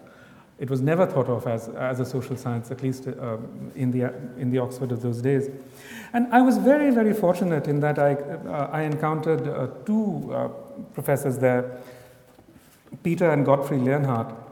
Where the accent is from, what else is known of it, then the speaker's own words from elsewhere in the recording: India; as an Indian